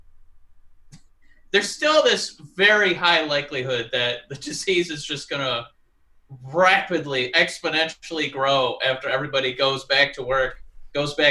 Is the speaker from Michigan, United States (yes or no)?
yes; Michigan, United States; accent: Michigan; my Michigan accent